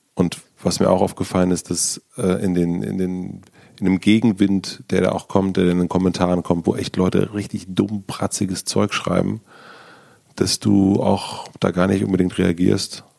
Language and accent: German; the East, eastern Germany, Germany; ich komme aus dem Osten und ich habe kein Abi